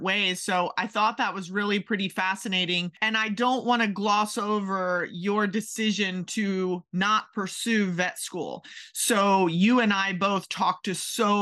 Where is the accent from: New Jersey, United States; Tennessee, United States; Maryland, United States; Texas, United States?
Maryland, United States; moved away as an adult; also born or lived in Kentucky; I grew up in Maryland